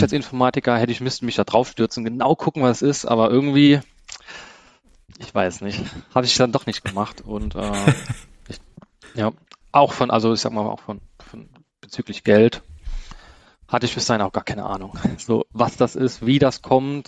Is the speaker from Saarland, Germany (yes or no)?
yes; Saarland, Germany; ich komme aus dem Saarland